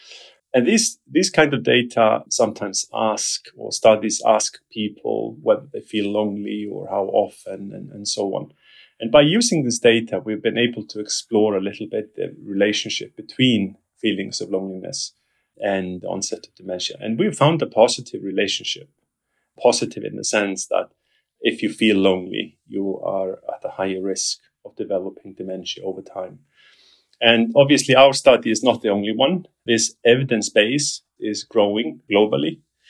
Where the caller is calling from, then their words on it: London, United Kingdom; Yes, I'm calling from London, England. This is where I live and this is where I work, at the University of West London.